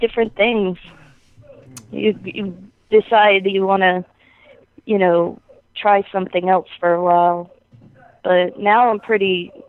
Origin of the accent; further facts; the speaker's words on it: Nashua, New Hampshire, United States; also born or lived in Virginia; I was living in Virginia at the time, but I'm from Nashua, New Hampshire.